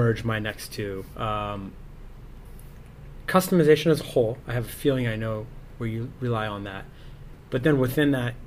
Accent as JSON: {"language": "English", "region": "California", "country": "United States", "tie": "born or raised there", "also_born_or_lived": "New York", "moved": "yes", "said": "I grew up in California where .com, Silicon Valley, right? But I've worked in New York and even on Wall Street for a long time."}